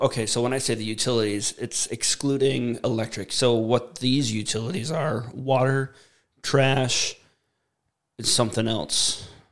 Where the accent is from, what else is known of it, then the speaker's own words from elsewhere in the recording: United States; 100% Native American, born and raised in the USA